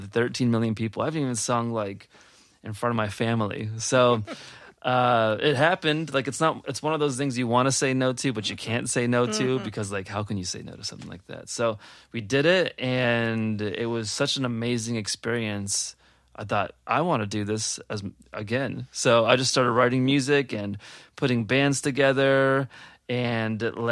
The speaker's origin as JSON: {"language": "English", "town": "Cleveland", "region": "Ohio", "country": "United States", "moved": "yes", "lives_now": "Pittsburgh, United States", "said": "Originally from Cleveland, Ohio. I usually keep that a secret, living in Pittsburgh, but I'm coming out of the closet that I am from Cleveland"}